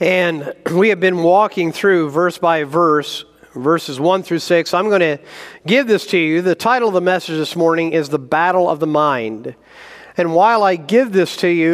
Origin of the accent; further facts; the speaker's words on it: Indiana, United States; moved away as an adult; also born or lived in Mississippi / New Jersey / Wisconsin / South Carolina; now in Idaho, United States; I was born in Mississippi, raised in Indiana, lived a year in New Jersey, college of Wisconsin, grad school South Carolina, and then went west.